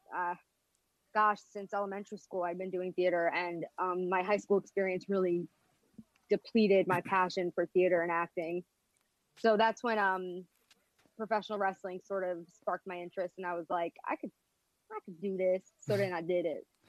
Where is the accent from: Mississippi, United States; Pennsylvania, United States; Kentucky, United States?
Pennsylvania, United States; Philadelphia; I'm from Philadelphia